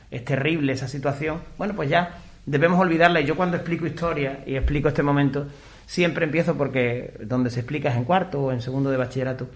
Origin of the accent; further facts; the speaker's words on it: Extremadura, Spain; En mi pueblo, por ejemplo, todavía sigue, en Extremadura